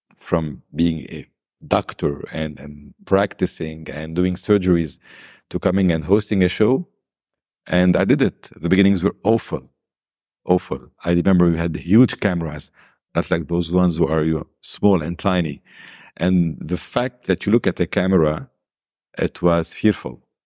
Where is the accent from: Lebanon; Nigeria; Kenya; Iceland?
Lebanon; also born or lived in South America; I was born in South America. My father passed away before I was born. So, I returned to Lebanon. I was two months old. I've lived in a wonderful home full of love